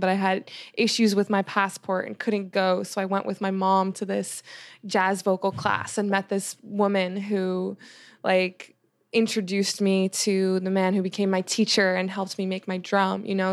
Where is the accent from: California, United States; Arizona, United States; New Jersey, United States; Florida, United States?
New Jersey, United States; moved away as an adult; also born or lived in Long Island, New York; now in Los Angeles, United States; when I moved from Long Island to Jersey